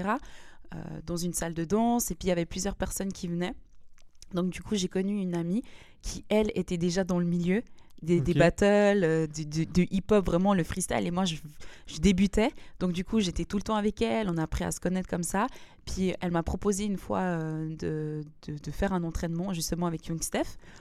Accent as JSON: {"language": "French", "town": "Lausanne", "region": "Vaud", "country": "Switzerland", "said": "je viens de Lausanne"}